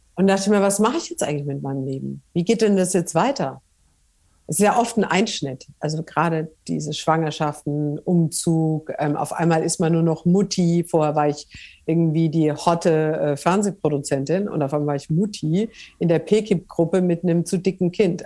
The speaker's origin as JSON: {"language": "German", "area": "Franconia", "region": "Bavaria", "country": "Germany", "also_born_or_lived": "northern Germany", "moved": "yes", "said": "ich bin ja Fränkin"}